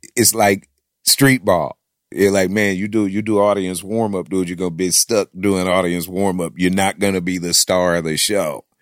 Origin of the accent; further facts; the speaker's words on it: Houston, Texas, United States; also born or lived in Atlanta, Georgia; I'm from Houston